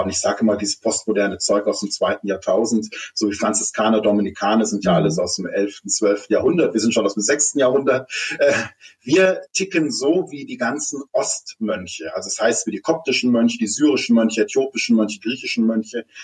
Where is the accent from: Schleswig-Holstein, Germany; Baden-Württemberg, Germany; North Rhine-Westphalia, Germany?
Baden-Württemberg, Germany; Stuttgart; born there; Ich komme aus einer Künstlerfamilie, also ich bin in Stuttgart geboren, bin aber 14 Mal umgezogen, weil meine Mutter Schauspielerin ist